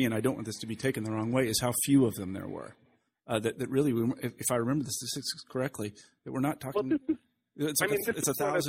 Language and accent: English; Kansas, United States; growing up in Kansas in the 60s.